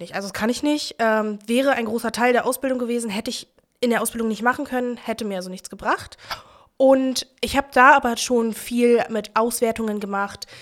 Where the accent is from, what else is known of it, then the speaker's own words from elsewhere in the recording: Berlin, Germany; Ich bin in Berlin-Neukölln geboren, im alten Neuköllner Krankenhaus, genau. Ähm, bin auch im, also am Rand von Neukölln aufgewachsen, in Buko